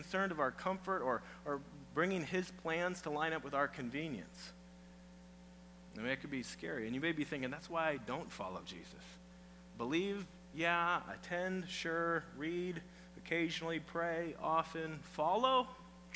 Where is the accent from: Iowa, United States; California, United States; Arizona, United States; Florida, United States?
Iowa, United States; moved away; I'm from Iowa